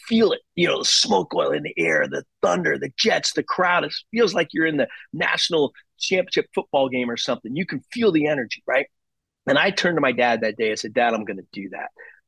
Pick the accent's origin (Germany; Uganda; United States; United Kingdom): Germany; born there; my background, my dad was my hero. I was born in Germany.